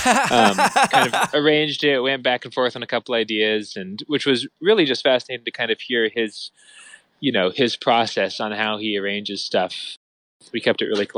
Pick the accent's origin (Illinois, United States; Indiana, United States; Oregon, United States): Indiana, United States; Goshen; my hometown of Goshen, Indiana